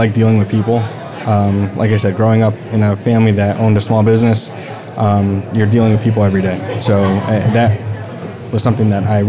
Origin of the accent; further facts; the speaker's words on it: Bridgeport, Connecticut, United States; The greater Bridgeport area.